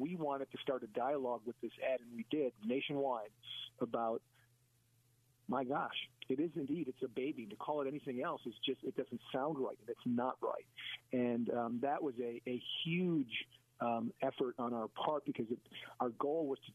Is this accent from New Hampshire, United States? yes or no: no; Wisconsin, United States; right here in my hometown in Wisconsin